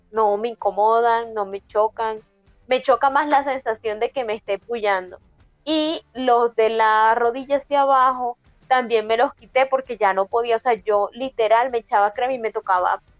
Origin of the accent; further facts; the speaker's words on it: Mexico; El bigote, yo soy un charro mexicano, también